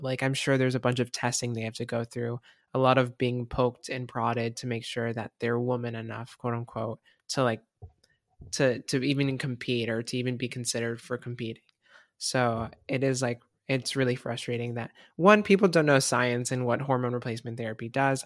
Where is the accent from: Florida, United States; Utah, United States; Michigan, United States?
Florida, United States; moved away as an adult; now in Washington, United States; I'm, I'm from Florida